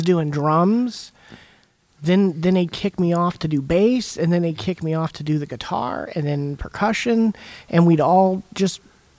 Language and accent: English; Healdsburg, California, United States; I grew up in Healdsburg, which there's not a lot to do there, but drugs and drinking and playing music and chasing girls.